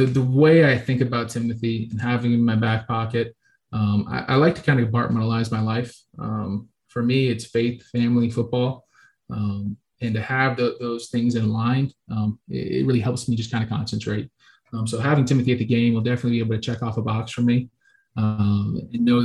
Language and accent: English; Florida, United States; moved away as an adult; We're from Florida